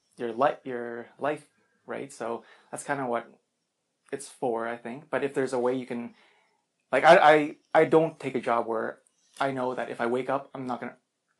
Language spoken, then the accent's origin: English; Regina, Saskatchewan, Canada; also born or lived in Philippines; I'm from Regina originally